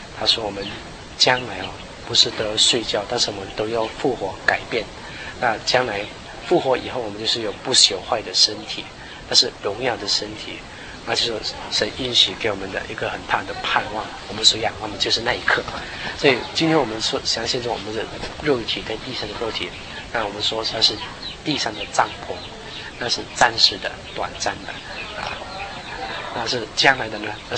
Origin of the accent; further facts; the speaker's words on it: Guangdong, China; 就广东话就是我们是因为我是广东人嘛，他是叫我…，…就是包点的那个包啊，因为我从小的时候我很喜欢吃包哈，我们是广东人